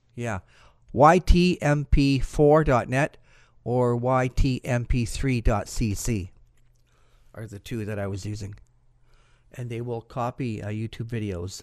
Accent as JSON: {"language": "English", "country": "Canada", "said": "I'm Canadian."}